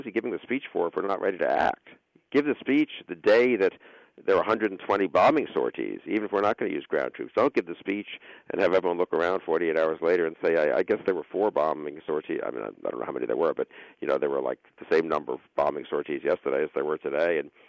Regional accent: United States; I really do hope that, just as obviously an American.

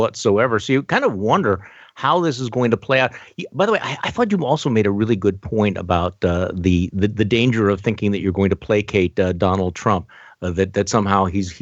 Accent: Milwaukee, Wisconsin, United States; my hometown in Milwaukee

